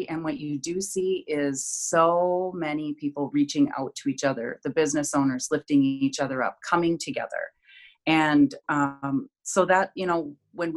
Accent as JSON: {"language": "English", "town": "Duluth", "region": "Minnesota", "country": "United States", "tie": "born or raised there", "said": "my beloved Twin Ports, my hometown"}